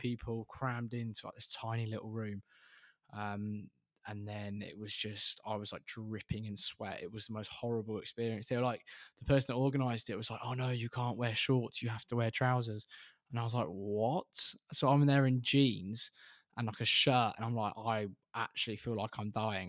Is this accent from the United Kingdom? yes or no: yes; Reading, South East England, United Kingdom; we're both from Reading